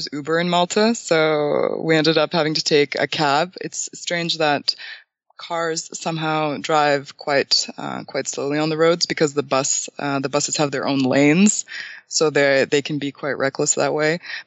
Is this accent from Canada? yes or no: yes; Canada; moved away as an adult; now in Bulgaria; I'm originally from Bulgaria, so my parents ended up immigrating to Canada in 2001, and I was 6. So I haven't been to a Bulgarian school at all, and I ended up being educated in Canada